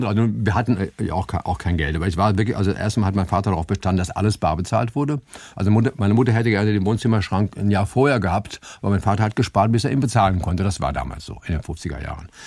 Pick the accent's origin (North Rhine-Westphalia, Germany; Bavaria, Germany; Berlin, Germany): Berlin, Germany; ich bin ja in, in Charlottenburg zur Schule gegangen auf dem musischen Gymnasium